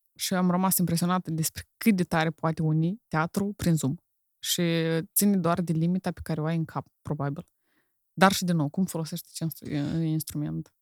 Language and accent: Romanian; Moldova; accent: Moldovan; moved away; also born or lived in Romania; eu sunt moldovan, pentru că am cultura în mine